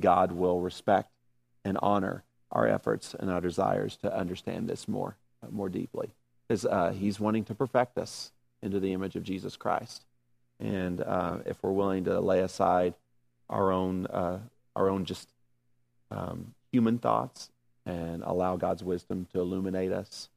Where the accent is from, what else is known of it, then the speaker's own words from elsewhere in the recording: the South, United States; I'm from the South